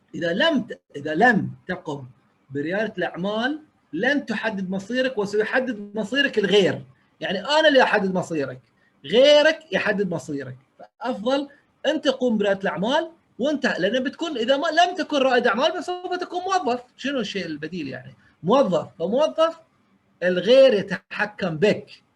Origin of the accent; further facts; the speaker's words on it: Bahrain; انا اول بحريني